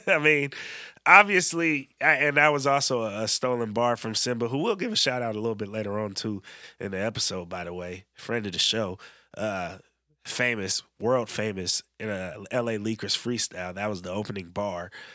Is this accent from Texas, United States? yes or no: no; Bay Area, California, United States; now in Oregon, United States; how I grew up in the Bay